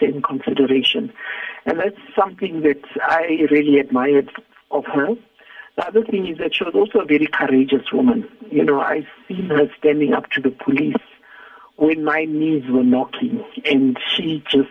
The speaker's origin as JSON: {"language": "English", "country": "Zimbabwe", "moved": "as an adult", "lives_now": "South Africa", "said": "I had come from Zimbabwe, because I come from Zimbabwe"}